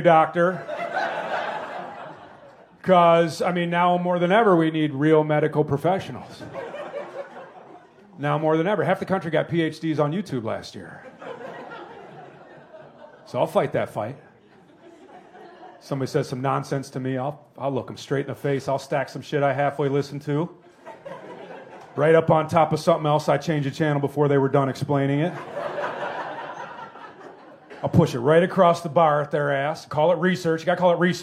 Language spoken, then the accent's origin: English; Wisconsin, United States; also born or lived in Indiana; I'm from Wisconsin. I was born in Indiana